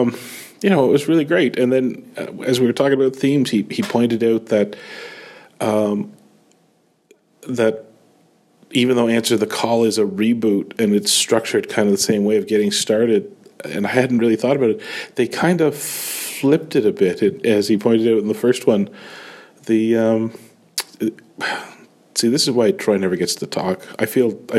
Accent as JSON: {"language": "English", "country": "Canada", "said": "I am that Canadian"}